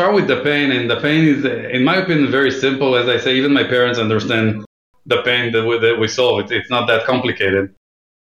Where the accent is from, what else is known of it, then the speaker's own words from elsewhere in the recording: Israel; moved away as an adult; now in New York, United States; I'm based in New York right now. I grew up in Israel.